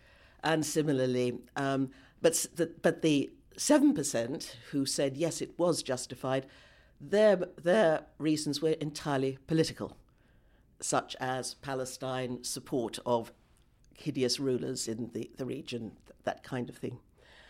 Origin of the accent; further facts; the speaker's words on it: United Kingdom; because I am very aware as a British person of how much we have contributed. We British have contributed to the present disaster.